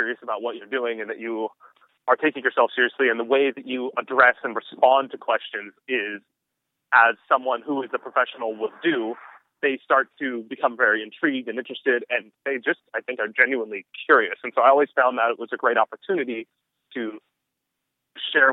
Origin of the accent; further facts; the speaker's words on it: Southern California, United States; I was born in Southern California